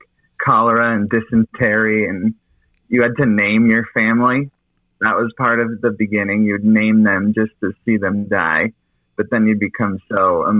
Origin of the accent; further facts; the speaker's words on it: Salt Lake City, Utah, United States; I'm from Salt Lake City.